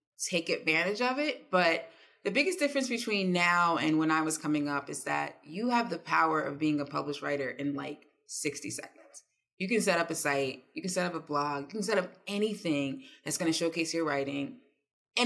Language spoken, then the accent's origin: English; East Orange, New Jersey, United States; I'm from East Orange. Like, … grew up a mile away from me